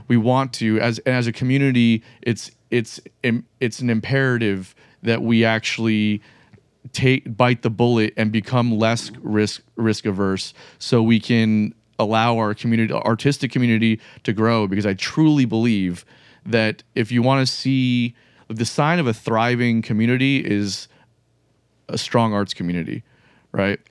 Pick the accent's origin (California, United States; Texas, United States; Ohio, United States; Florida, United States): Florida, United States; South; now in Jacksonville, United States; I'm from South Florida originally